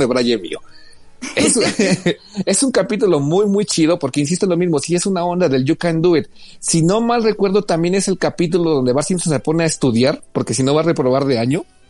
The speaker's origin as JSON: {"language": "Spanish", "country": "Mexico", "said": "los medios de comunicación mexicanos"}